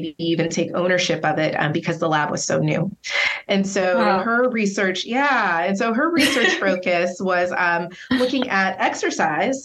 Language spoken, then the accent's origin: English; Inglewood, California, United States; I'm born and raised in Southern California, actually in Inglewood, California